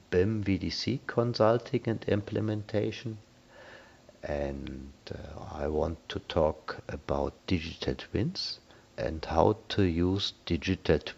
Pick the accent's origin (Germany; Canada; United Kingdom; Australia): Germany; now in Singapore; I'm from Germany.